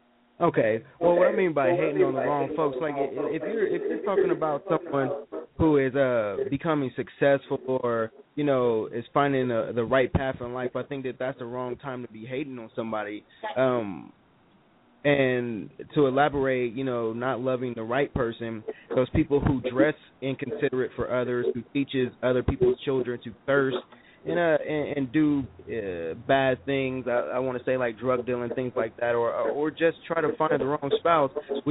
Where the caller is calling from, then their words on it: Columbus, Ohio, United States; I'm calling from Columbus, Ohio.